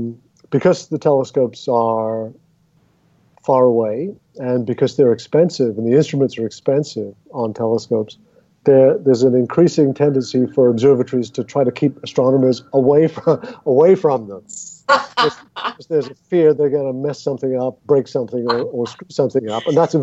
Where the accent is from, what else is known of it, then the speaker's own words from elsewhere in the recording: England, United Kingdom; at least where I grew up in England, and when I grew up in England.